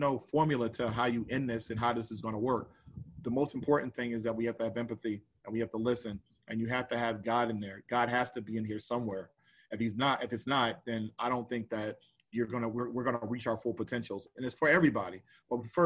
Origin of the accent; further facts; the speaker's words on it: New Jersey, United States; I grew up in New Jersey